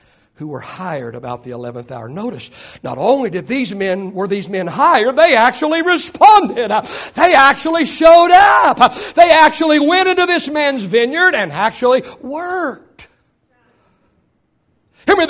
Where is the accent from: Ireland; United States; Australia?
United States; Oklahoma; I was born in 1955 in Oklahoma